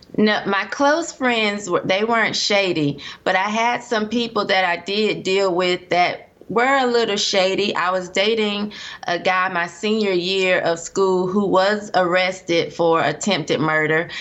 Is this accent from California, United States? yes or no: no; Durham, North Carolina, United States; I was raised in Durham, North Carolina